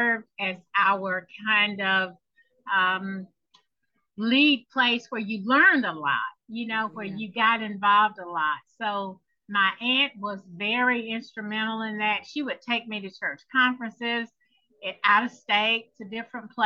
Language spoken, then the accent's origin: English; Choctaw County, Alabama, United States; I am from a small town in Alabama, Choctaw County, Alabama